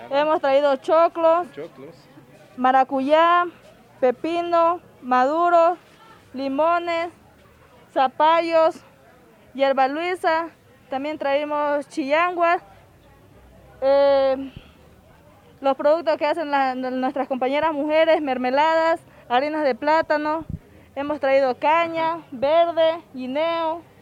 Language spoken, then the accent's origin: Spanish; Esmeraldas, Ecuador; nosotros somos de la Esmeralda